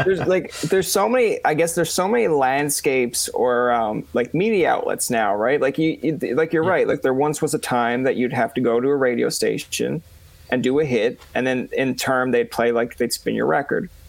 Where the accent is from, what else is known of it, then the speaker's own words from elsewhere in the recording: Newfoundland and Labrador, Canada; I'm a Newfoundlander myself